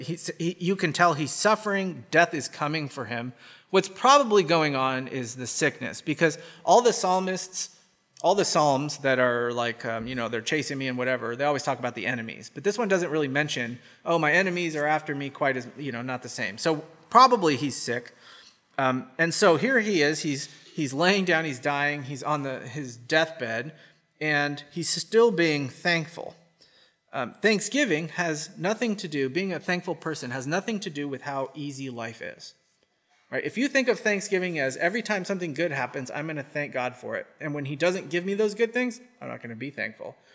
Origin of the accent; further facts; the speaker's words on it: United States; accent: American; My American accent.